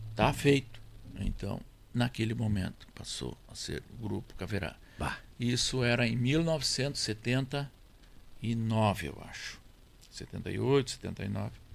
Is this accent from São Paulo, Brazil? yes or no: no; near Jari, Rio Grande do Sul, Brazil; also born or lived in Monte Alegre, Santiago, Rio Grande do Sul; Eu fui para ali já com 10 anos. Até 10 anos eu vivia onde nasci